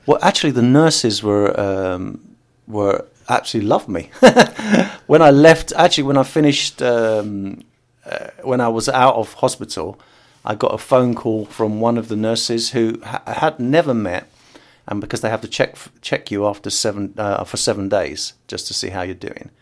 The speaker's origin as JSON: {"language": "English", "country": "United Kingdom", "tie": "born or raised there", "first_language": "English", "said": "I was born in the U K"}